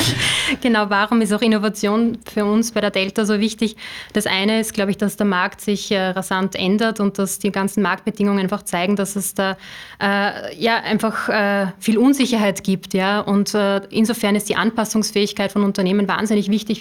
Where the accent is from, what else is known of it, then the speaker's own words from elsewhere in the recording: Upper Austria, Austria; ich komme aus äh, Oberösterreich.